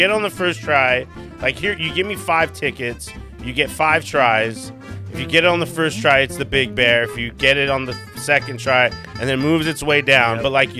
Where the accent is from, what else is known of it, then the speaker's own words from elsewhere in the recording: Mission Viejo, California, United States; Mission Viejo, California.